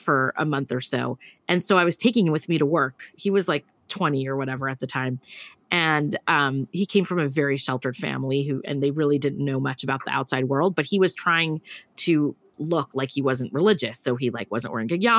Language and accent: English; California, United States; I grew up here in California